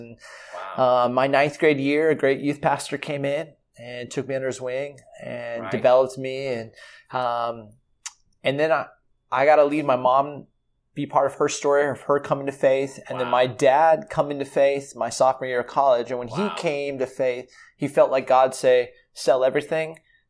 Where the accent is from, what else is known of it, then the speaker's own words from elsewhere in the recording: Southern California, United States; moved away as an adult; also born or lived in Michigan / Chicago; I grew up in Southern California.